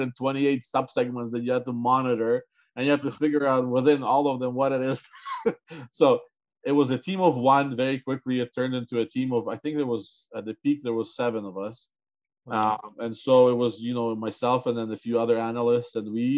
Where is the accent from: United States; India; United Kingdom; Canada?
Canada; growing up in Canada, the view of CI has been different